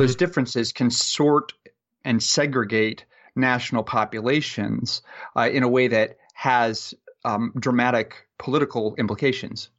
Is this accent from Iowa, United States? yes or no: yes; Marshalltown, Iowa, United States; moved away; my hometown, which I talk about a lot in the, the paper Marshalltown, Iowa